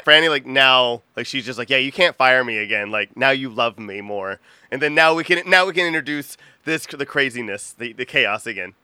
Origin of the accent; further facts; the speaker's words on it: Texas, United States; I'm from Texas